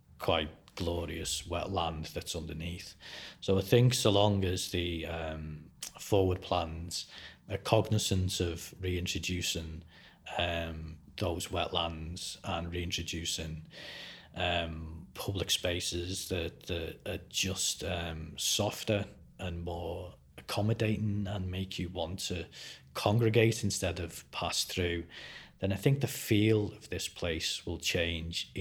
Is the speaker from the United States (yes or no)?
no; Liverpool, North West England, United Kingdom; moved away; I'm certainly from Liverpool, where I'm from, we have more visual art galleries per head of population than anywhere in the UK